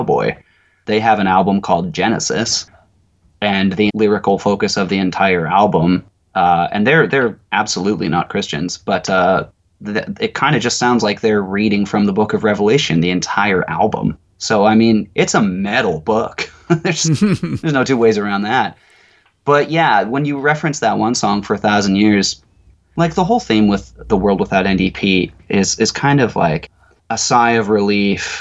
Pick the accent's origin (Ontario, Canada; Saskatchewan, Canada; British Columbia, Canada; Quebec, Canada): British Columbia, Canada; Nanaimo; I grew up in Nanaimo at a time 20 years ago.